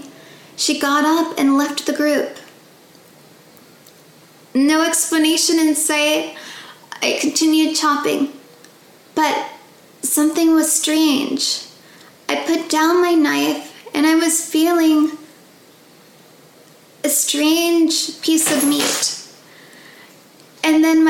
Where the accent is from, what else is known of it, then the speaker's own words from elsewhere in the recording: California, United States; I was born and raised in California